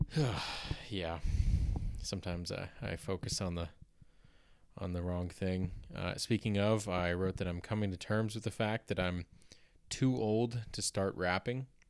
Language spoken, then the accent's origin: English; Canada; accent: Canadian